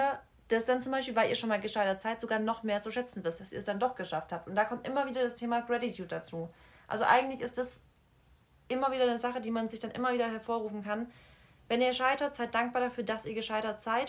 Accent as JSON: {"language": "German", "town": "Freiberg", "country": "Germany", "moved": "yes", "said": "die Leute so aus Freiberg, wo ich herkomme, aus dem Dorf"}